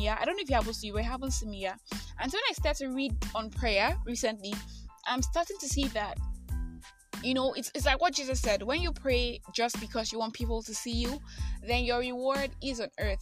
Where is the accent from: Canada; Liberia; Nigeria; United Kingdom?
Nigeria; I am that Nigerian Christian alcoholic